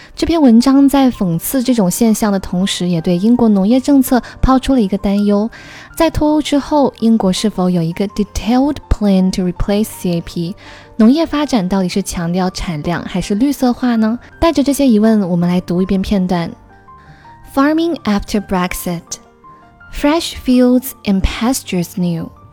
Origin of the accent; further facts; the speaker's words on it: southern China, China; 我作为一个土生土长的南方人，去过最北的城市只是南京